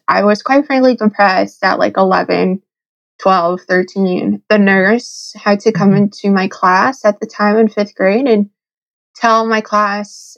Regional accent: Connecticut, United States; I'm from Connecticut

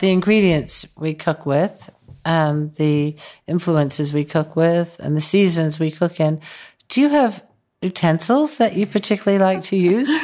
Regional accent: upstate New York, United States; I grew up in upstate New York.

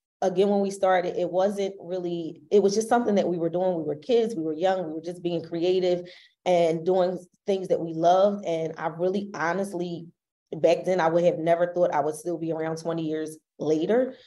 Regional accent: Philadelphia, Pennsylvania, United States; We're both from Philly

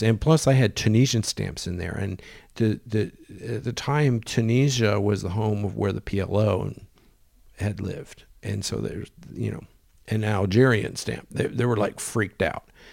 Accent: United States; I'm an American

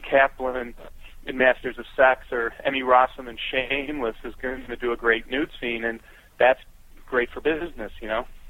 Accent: Chicago, Illinois, United States; my hometown of Chicago

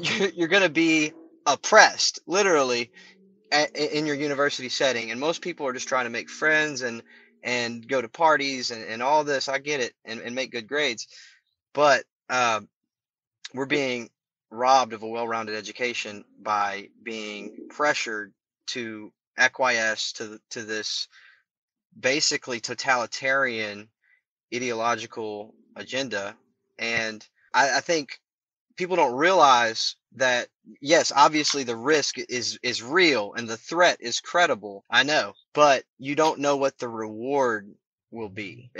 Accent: Kentucky, United States; also born or lived in Louisville, Kentucky; my home state of Kentucky, when I was going to Louisville

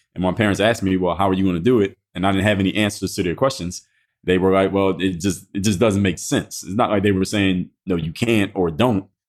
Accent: Philadelphia, Pennsylvania, United States; I'm from Philadelphia

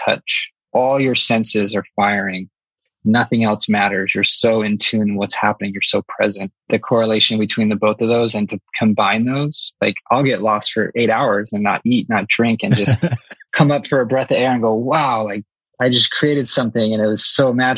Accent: Los Angeles, California, United States; moved away as an adult; now in Maui, United States; I grew up in Los Angeles area near the beach

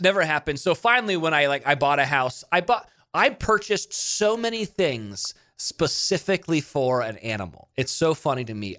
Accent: Monterey, California, United States; moved away as an adult; also born or lived in Mississippi; I grew up in Monterey, California, and then I went to school in Mississippi

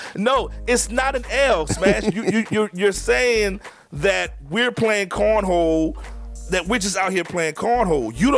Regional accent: New Orleans, Louisiana, United States; where I grew up in New Orleans

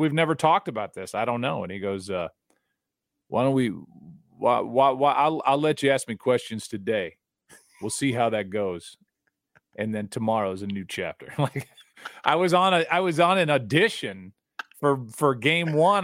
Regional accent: St. Louis, Missouri, United States; I'm from Saint Louis

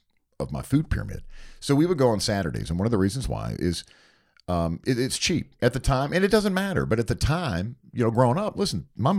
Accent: Hickory, North Carolina, United States; In Hickory, North Carolina, where I grew up outside of Charlotte, it was the Sunbeam Bread Factory Outlet.

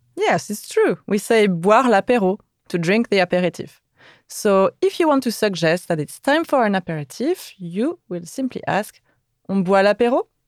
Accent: France; we never cook that early in France.

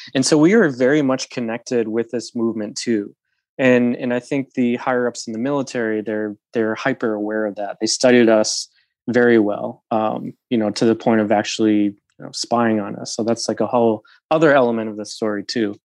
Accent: Utica, New York, United States; moved away as an adult; also born or lived in Olympia, Washington; I'm from Utica, New York. I went to a, a rural high school, uh, just outside of, uh, of Utica

